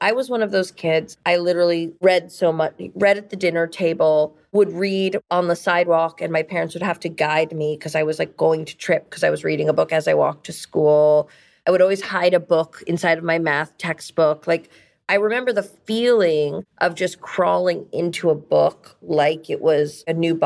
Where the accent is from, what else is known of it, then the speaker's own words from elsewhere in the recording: New York, United States; also born or lived in Ohio; cab drivers have always asked me in New York, where are you from? And when I say New York